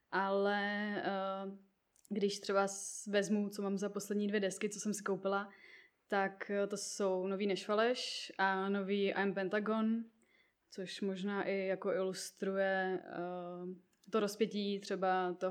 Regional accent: Libiš, Central Bohemian Region, Czechia; vzniklo u nás v Libiši, ve vesnici, odkud pocházím, v v nějakém fotbalovém prostředí

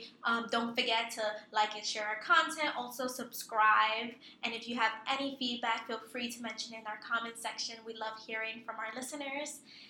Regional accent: New York City, New York, United States; I grew up in the Bronx

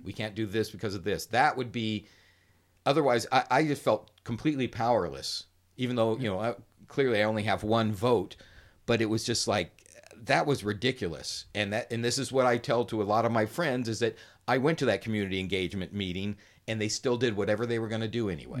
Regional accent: Riverside, California, United States; I was born and raised here in Riverside

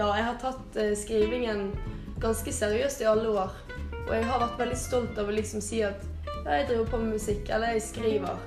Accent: Bergen, Vestland, Norway; Jeg er fra Bergen

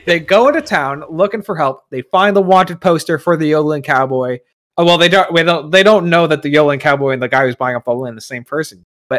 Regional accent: Virginia, United States; I'm a man from Virginia.

